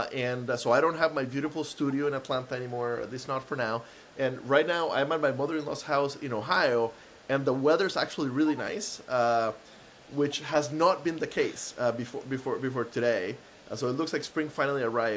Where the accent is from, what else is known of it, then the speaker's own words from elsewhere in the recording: Costa Rica; now in United States; I'm from Costa Rica originally, so I'm very Latino. And for the first, like, 10 years I lived in the States